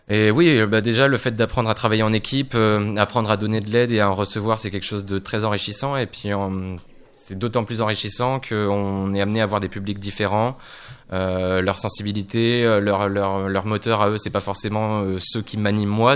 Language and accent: French; Poitiers, Nouvelle-Aquitaine, France; moved away as an adult; now in Tours, France; à la base, je viens de Poitiers